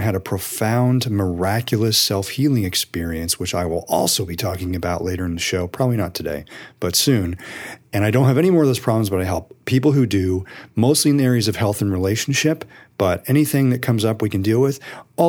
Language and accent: English; Colorado, United States; I'm from Colorado.